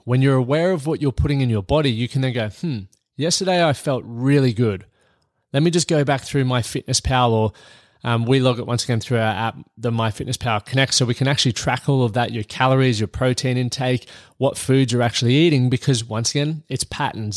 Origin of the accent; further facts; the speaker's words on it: Australia; moved away as an adult; now in United States; I'm Australian here, and I'm living in the United States at the moment